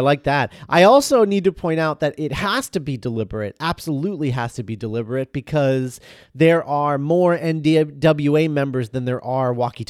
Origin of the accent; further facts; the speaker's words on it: United States; But I remember growing up in the States, and there was like a blackjack's gum